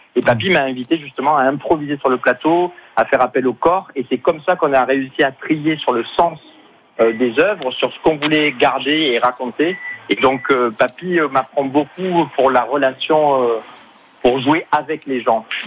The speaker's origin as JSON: {"language": "French", "town": "Marseille", "region": "Provence-Alpes-Côte d'Azur", "country": "France", "moved": "yes", "lives_now": "Paris, France", "said": "j'habite Paris maintenant, mais c'est vrai que je suis originaire de Marseille"}